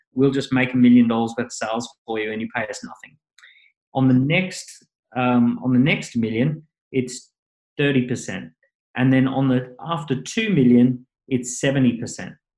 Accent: Maroochydore, Queensland, Australia; moved away as an adult; now in London, United Kingdom; went to Maroochydore High School. I grew up on long, endless beaches

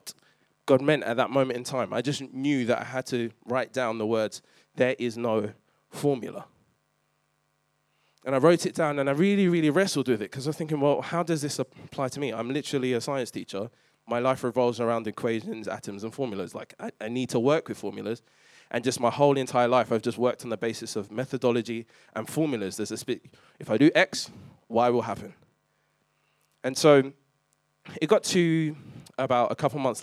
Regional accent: London, United Kingdom; I grew up in East London

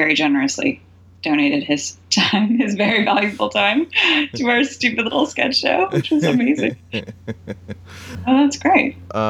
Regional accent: the South, United States; We're both from the South.

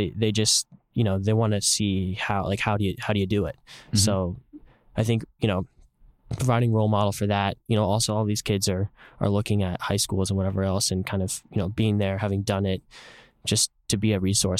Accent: San Jose, California, United States; for me, I think especially growing up in San Jose, it's a place where there's a lot of inequality. It's the heart of Silicon Valley.

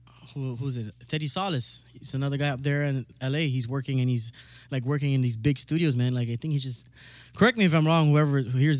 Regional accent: Guam; moved away; Northside certified, don't get it twisted. 653.

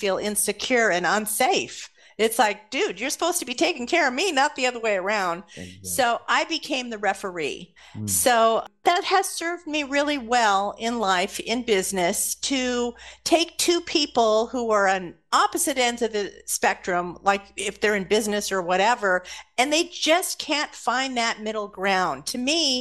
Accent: Los Angeles, California, United States; also born or lived in Santa Monica / Burbank; I grew up in Los Angeles

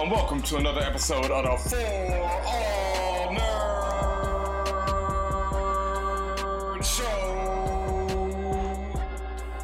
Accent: Houston, Texas, United States; I come from Houston

